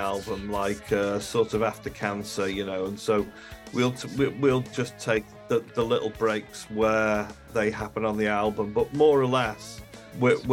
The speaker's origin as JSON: {"language": "English", "town": "Liverpool", "region": "North West England", "country": "United Kingdom", "tie": "born or raised there", "said": "I was born in Liverpool, so my home city"}